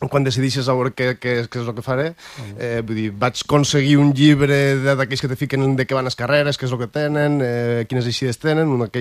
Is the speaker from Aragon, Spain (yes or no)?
yes; Peñarroya de Tastavins, Aragon, Spain; De Penyarroja de Tastavins